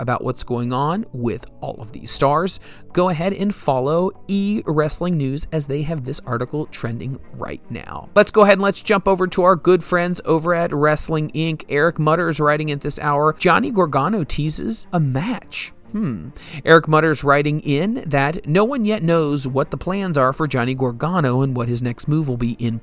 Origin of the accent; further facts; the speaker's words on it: Cincinnati, Ohio, United States; in Cincinnati, Ohio, my hometown